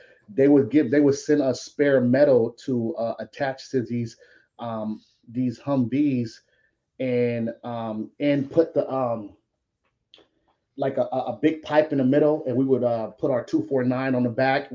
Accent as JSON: {"language": "English", "town": "Long Beach", "region": "California", "country": "United States", "tie": "born or raised there", "moved": "as an adult", "said": "grew up in California, around a lot of crazy stuff, you know, from Long Beach."}